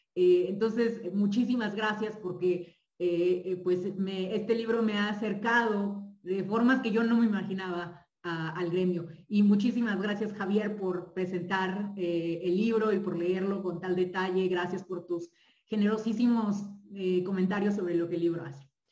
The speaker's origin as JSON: {"language": "Spanish", "country": "Mexico", "said": "un país con tantos privilegios como el nuestro"}